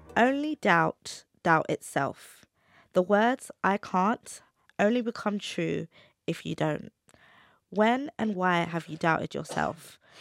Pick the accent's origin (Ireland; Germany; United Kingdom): United Kingdom; London; brought up in the U K